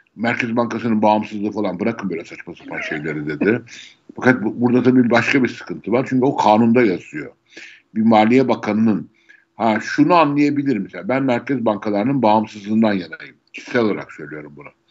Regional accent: Istanbul, Turkey; Doğma büyüme İstanbulluyum.

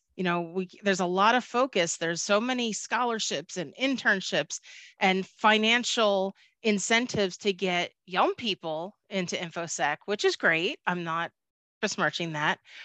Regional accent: Philadelphia, Pennsylvania, United States; I am from Philadelphia, I do say it, water

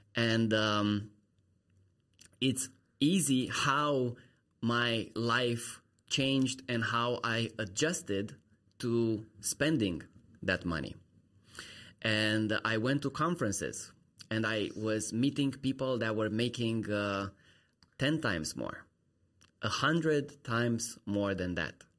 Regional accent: Romania; moved away as an adult; I'm from Romania

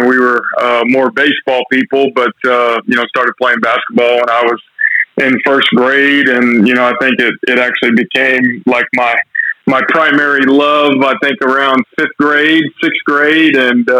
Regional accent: Mansfield, Texas, United States; I'm from the Mansfield Arlington area, so I played at Mansfield High School and then Mansfield Summit High School in Texas.

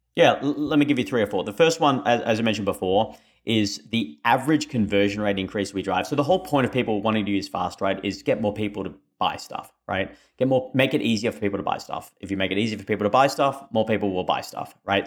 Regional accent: Australia; moved away; my funny accent, I am Australian

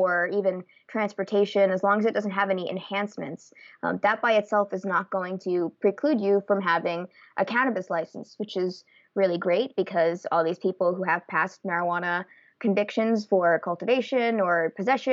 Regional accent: East Coast, United States; also born or lived in Santa Rosa, California; now in California, United States; I'm originally from the East Coast, but I've lived in California for the past few years

